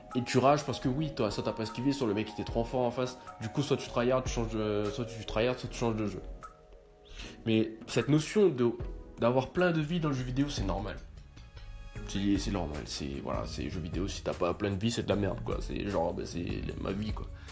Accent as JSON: {"language": "French", "country": "France", "said": "pour moi en tant que Français"}